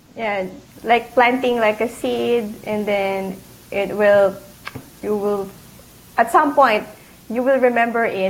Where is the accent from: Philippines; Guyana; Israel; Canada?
Philippines; Isabela, Cagayan Valley; English is a second language; moved away as an adult; also born or lived in Manila, Philippines; now in Chicago, United States; I actually grew up in uh, Isabela, Philippines, but I when I, I studied and worked at Manila